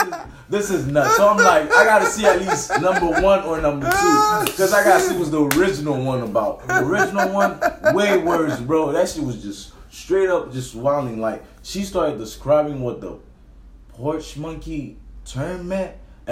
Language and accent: English; Miami Beach, Florida, United States; also born or lived in Haiti; Miami Beach.